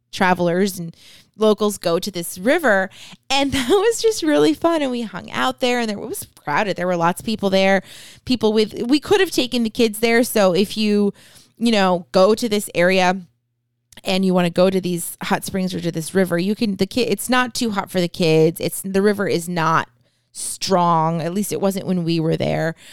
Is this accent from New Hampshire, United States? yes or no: yes; New Hampshire, United States; born there; But yeah, I mean, I was born in New Hampshire. I have tons of family there.